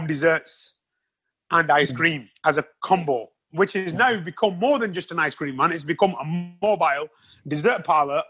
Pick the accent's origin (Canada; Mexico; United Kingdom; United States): United Kingdom; Wrexham, Wales; my hometown